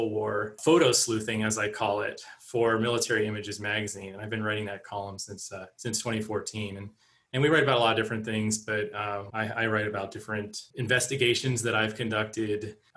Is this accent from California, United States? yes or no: no; Pittsburgh, Pennsylvania, United States; I grew up in the Pittsburgh area, so we made trips to Gettysburg and other battlefields in the area.